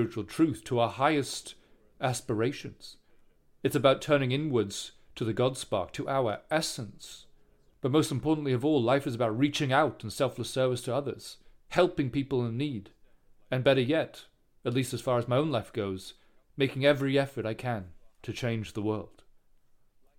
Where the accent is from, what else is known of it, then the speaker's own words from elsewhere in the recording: Singapore; I grew up in Singapore